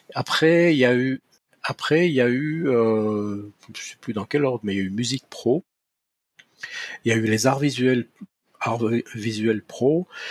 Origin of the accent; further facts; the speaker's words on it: Valais, Switzerland; mes racines culturelles sont ici.